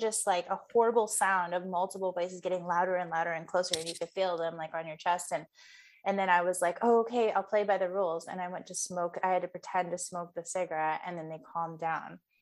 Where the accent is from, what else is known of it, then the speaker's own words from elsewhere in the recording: Midwest, United States; now in Northern California, United States; I grew up in the Midwest.